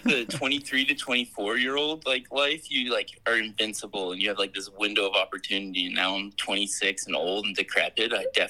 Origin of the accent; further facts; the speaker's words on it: New Hampshire, United States; I'm from New Hampshire.